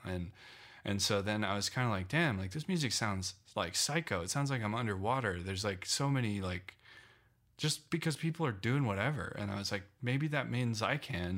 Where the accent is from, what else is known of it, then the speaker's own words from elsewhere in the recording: Loveland, Colorado, United States; moved away as an adult; also born or lived in Phoenix / New York; I grew up in Loveland, um, my, until I was eighteen